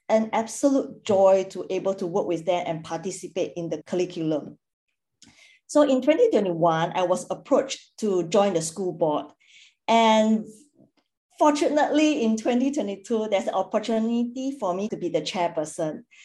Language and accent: English; Singapore; moved away as an adult; now in Perth, Australia; I'm originally from Singapore and previously worked in a corporate for 10 years. I have then relocated to Perth